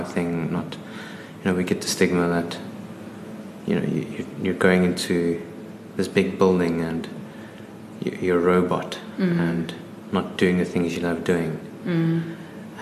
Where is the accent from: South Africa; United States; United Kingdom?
South Africa; Johannesburg, Gauteng; also born or lived in Cape Town; I grew up in Johannesburg, went to school in St. John's, did my undergrad at UCT